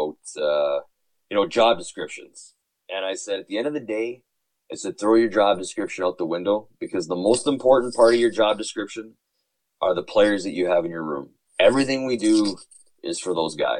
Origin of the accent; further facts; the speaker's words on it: Winnipeg, Manitoba, Canada; moved away; I was from Winnipeg